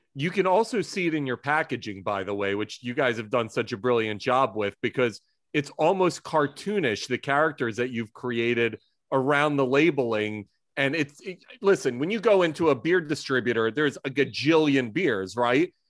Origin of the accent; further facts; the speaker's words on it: Philadelphia, Pennsylvania, United States; now in New York, United States; as a Philadelphian, my heart and soul is always kind of there, even though I live in New York